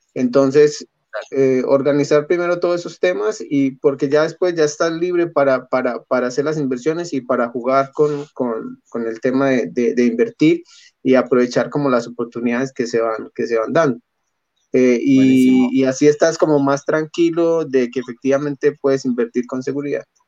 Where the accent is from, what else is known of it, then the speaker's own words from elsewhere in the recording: Colombia; moved away as an adult; yo soy extranjero, soy colombiano